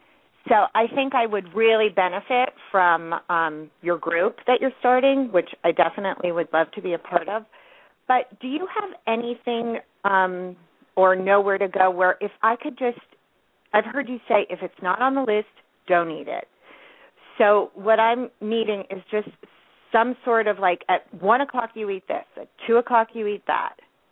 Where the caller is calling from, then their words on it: California, United States; I'm calling from California.